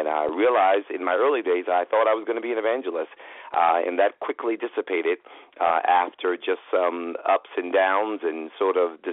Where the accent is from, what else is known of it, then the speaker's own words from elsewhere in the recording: New York City, New York, United States; starting in New York City, you know, and growing up in New York